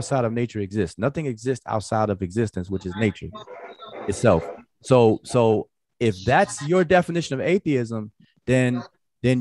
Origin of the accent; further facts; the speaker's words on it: United States; I'm an American. I practice American culture